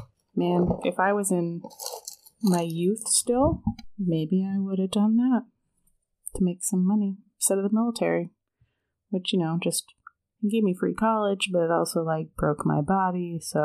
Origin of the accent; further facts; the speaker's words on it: Los Angeles, California, United States; I grew up in Los Angeles